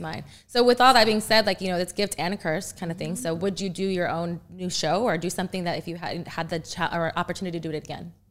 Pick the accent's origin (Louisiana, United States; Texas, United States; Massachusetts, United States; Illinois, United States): Texas, United States; everything's bigger in Texas 'cause that's where I'm from